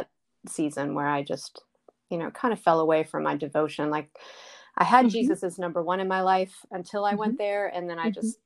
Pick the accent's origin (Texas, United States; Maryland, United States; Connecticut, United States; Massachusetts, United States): Maryland, United States; Baltimore; now in North Carolina, United States; when I was 10 years old, I'm from Baltimore. My parents were attending, they had grown up in a church, and we were attending that church